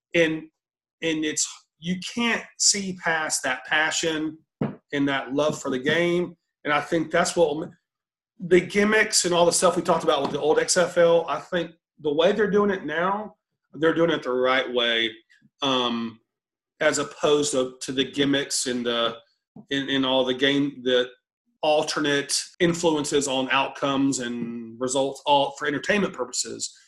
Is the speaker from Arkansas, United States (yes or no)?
no; College Station, Texas, United States; I grew up in College Station